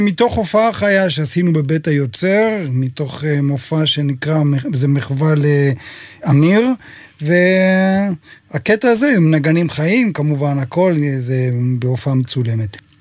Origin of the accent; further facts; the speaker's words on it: Shamir, Northern District, Israel; moved away; גדלתי בקיבוץ, אבא שלי היה מנגן אקורדיון, ועד היום, מדי פעם שאני מגיע לבקר בקיבוץ